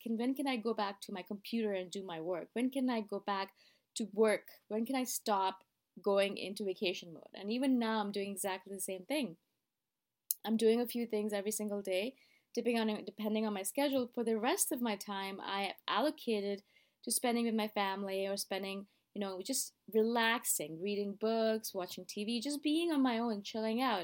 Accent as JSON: {"language": "English", "town": "Toronto", "region": "Ontario", "country": "Canada", "moved": "as an adult", "lives_now": "Thailand", "said": "I am living in Thailand, as you guys know, but I am originally from Toronto."}